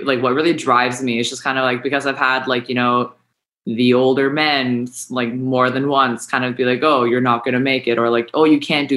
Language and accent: English; Kelowna, British Columbia, Canada; I'm from Kelowna, BC, in the beautiful Okanagan Valley